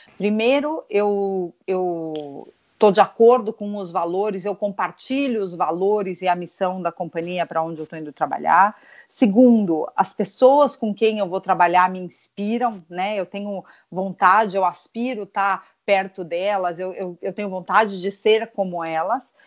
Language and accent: Portuguese; São Paulo, Brazil; also born or lived in United States; eu sou paulista paulistana, nasci aqui